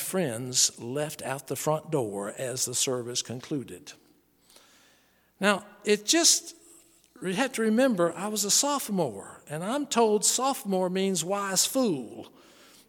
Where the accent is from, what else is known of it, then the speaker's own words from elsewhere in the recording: Charlotte, North Carolina, United States; The Billy Graham Evangelistic Association I grew up on in Charlotte, North Carolina